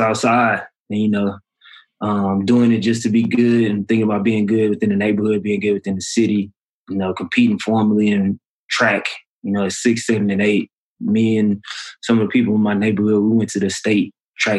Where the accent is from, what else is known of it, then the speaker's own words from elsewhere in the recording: Beaumont, Texas, United States; also born or lived in Ohio; I grew up in Beaumont, Texas